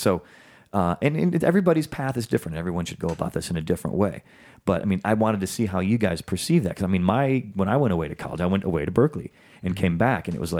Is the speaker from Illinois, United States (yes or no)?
yes; Chicago, Illinois, United States; moved away; I'm from Chicago, man.